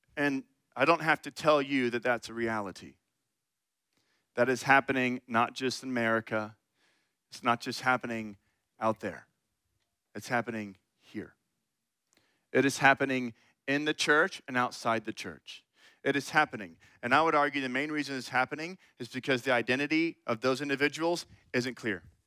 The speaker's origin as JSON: {"language": "English", "town": "Austin", "region": "Texas", "country": "United States", "tie": "born or raised there", "moved": "as an adult", "lives_now": "Bryan–College Station, United States", "said": "I'm actually from Austin and went to high school there"}